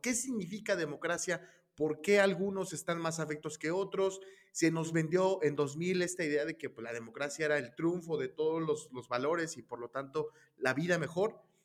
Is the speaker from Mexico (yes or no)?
yes; Mexico; somos los mexicanos